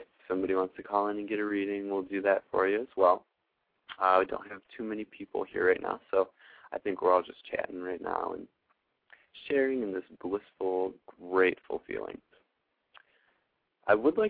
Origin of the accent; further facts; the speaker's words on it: Buffalo, New York, United States; moved away; I'm actually coming to you from Buffalo, New York today, in my hometown, born here, raised a little bit, and kind of moved back and forth.